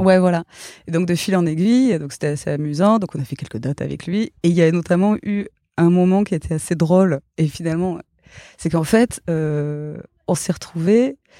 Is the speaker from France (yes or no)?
yes; Gers, Occitania, France; moved away; also born or lived in Toulouse; j'ai grandi dans le Gers.